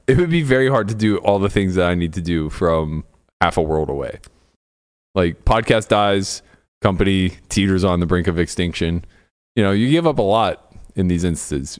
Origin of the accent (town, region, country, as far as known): Pittsburgh, Pennsylvania, United States; moved away as an adult; now in Las Vegas, United States